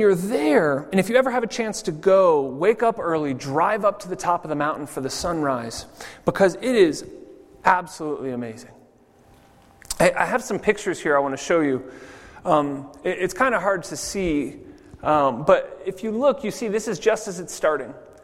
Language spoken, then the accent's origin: English; California, United States; moved away as an adult; also born or lived in Maui, Hawaii; now in Zurich, Switzerland; I grew up in California